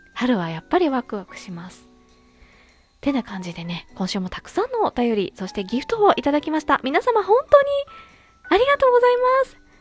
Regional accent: Fukuoka, Japan; moved away; 地元博多へ、旅立ちます

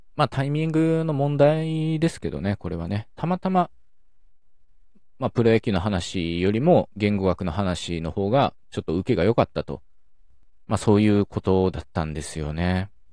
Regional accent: Okayama, Japan; born or raised there

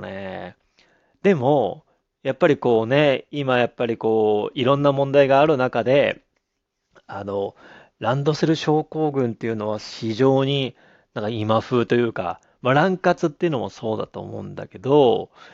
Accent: Abashiri, Hokkaido, Japan; moved away; 僕の実家も何度も言いますけども、北海道の網走市

